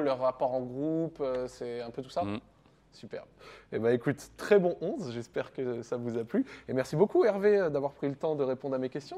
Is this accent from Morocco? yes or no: yes; Morocco; en tant que Marocain